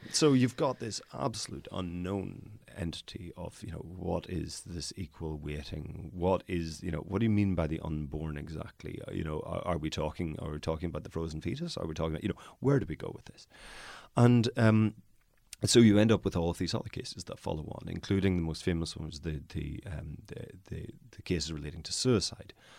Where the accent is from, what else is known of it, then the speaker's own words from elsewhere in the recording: Northern Ireland, United Kingdom; I am from Northern Ireland